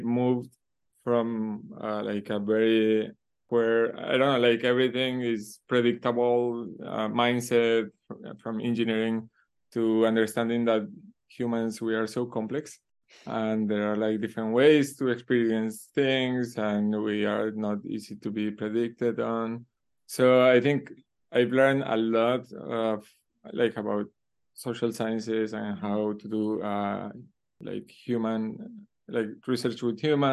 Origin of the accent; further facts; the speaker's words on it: Colombia; also born or lived in Uruguay; I actually was born in Uruguay, even though all my family is from Colombia. I grew up in Colombia